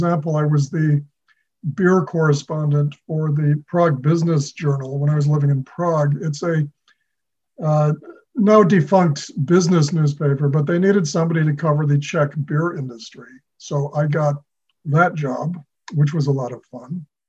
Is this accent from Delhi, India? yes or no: yes; New Delhi, Delhi, India; born there; also born or lived in Argentina / Chicago, United States; due to his posting at the U.S. Embassy in New Delhi, I was born in India. So I was born halfway around the world from where I am now.